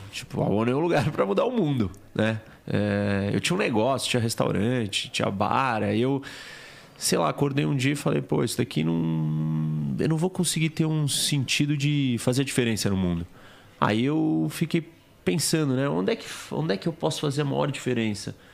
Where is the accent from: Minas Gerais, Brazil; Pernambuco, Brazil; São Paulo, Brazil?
São Paulo, Brazil; also born or lived in Miami, United States / Washington, United States / Spain; nasci aqui em São Paulo.